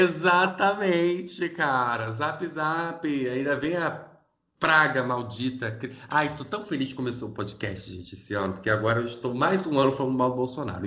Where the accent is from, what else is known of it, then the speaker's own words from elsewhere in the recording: Rio de Janeiro, Brazil; Eu sou do Rio